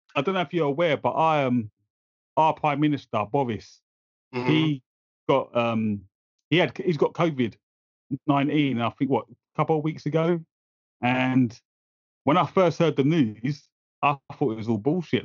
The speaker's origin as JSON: {"language": "English", "region": "London", "country": "United Kingdom", "tie": "born or raised there", "moved": "yes", "lives_now": "Essex, United Kingdom", "said": "So I grew up in East London, but then I moved out to Essex"}